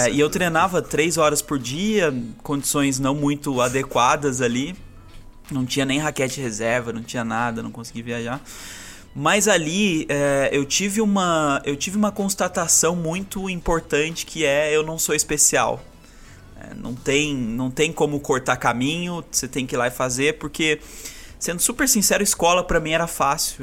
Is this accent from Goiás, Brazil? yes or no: no; Aparecida, São Paulo, Brazil; moved away; also born or lived in Santa Catarina; Eu sou nascido em Aparecida